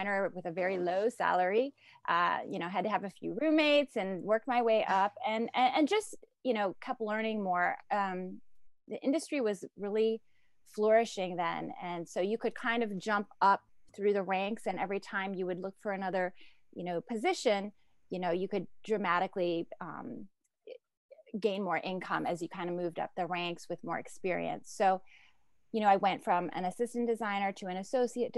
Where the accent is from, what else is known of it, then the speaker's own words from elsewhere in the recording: Ohio, United States; moved away as an adult; now in New York, United States; growing up in Ohio